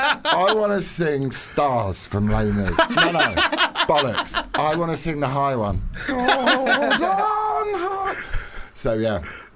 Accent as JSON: {"language": "English", "town": "Middlesbrough", "region": "North East England", "country": "United Kingdom", "said": "I'm from Jordan. I'm from Middlesbrough."}